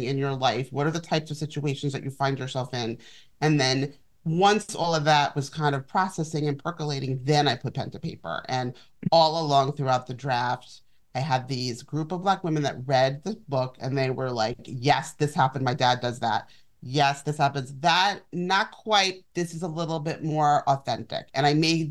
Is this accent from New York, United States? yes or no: yes; New York City, New York, United States; I grew up in Manhattan